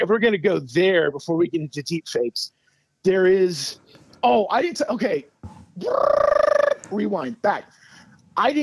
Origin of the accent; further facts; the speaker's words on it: Iowa, United States; moved away as an adult; now in Denver, United States; my home state